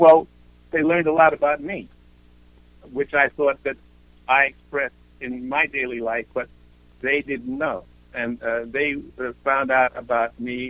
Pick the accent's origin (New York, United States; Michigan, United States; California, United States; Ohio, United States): New York, United States; New York City; moved away; also born or lived in Europe; to get out of the Bronx